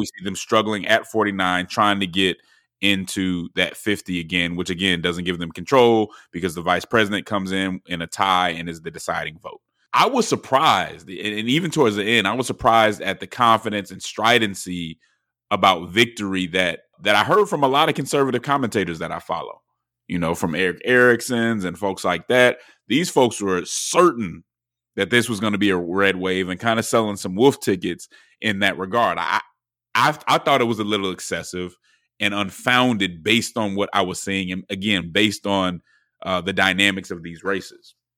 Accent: Georgia, United States

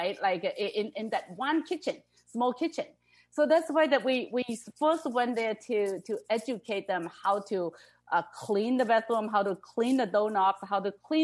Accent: China; moved away; I came from China originally

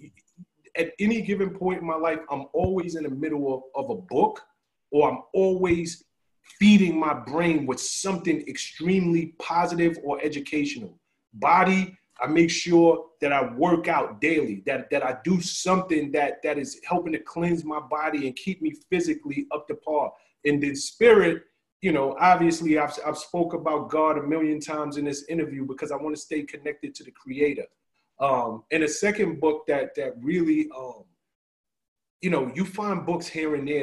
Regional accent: New York City, New York, United States; I'm from the South Bronx, so I lacked a lot of things

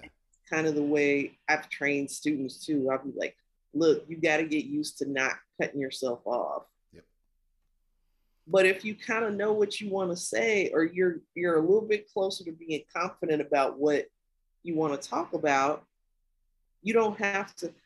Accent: Kankakee, Illinois, United States; moved away; I grew up in Kankakee, Illinois

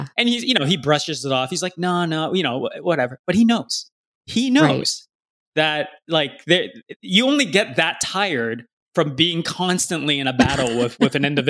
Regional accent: California, United States; Dude, I grew up in California, man.

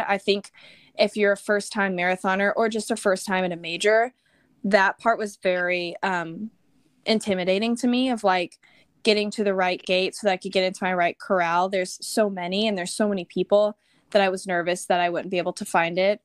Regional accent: Texas, United States; also born or lived in Austin, Texas; I'm born and raised in Texas. I grew up in a very small town and then moved to Austin after college

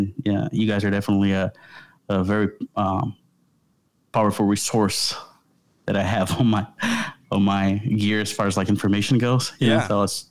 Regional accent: Brazil; moved away as an adult; now in United States; So my wife and I, we are originally from Brazil, and we've been in the United States for about 6 years. We'll be 6 years in a couple of months.

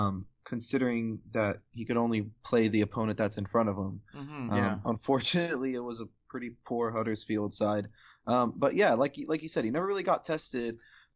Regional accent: United States; we're American after all.

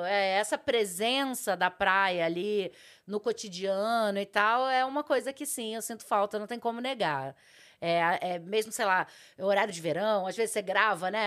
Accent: Rio de Janeiro, Brazil; moved away as an adult; now in São Paulo, Brazil; sou carioca

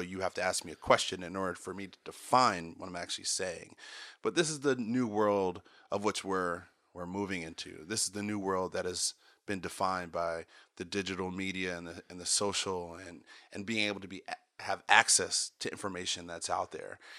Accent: Potomac, Maryland, United States; also born or lived in California; I grew up in Maryland, Potomac, Maryland

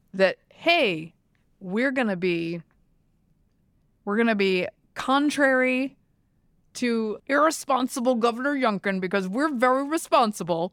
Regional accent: the South, United States; I'm from the South

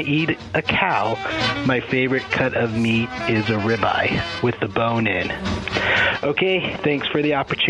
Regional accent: Scottsdale, Arizona, United States; I'm calling from Scottsdale, Arizona. I've lived here all my life.

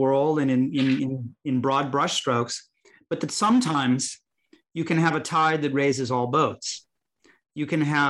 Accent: Chicago, Illinois, United States; where I grew up in Chicago, Illinois

